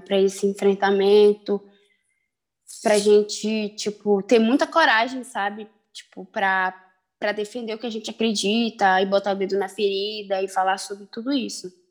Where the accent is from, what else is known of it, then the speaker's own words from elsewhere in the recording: Belém, Pará, Brazil; tenho 22 anos e sou daqui de Belém do Pará.